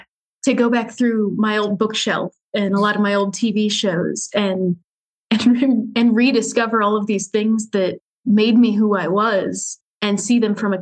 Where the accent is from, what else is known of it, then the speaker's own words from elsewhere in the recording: Indianapolis, Indiana, United States; I am here in Indianapolis in Indiana with my husband.